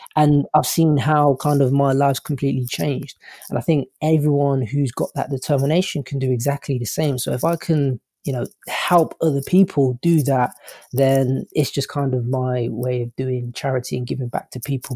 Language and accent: English; England, United Kingdom; accent: English; my English accent.